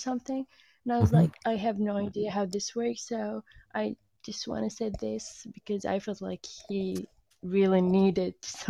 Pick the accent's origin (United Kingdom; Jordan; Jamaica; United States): Jordan; first language Arabic; English is a second language; I'm from Jordan, Middle East.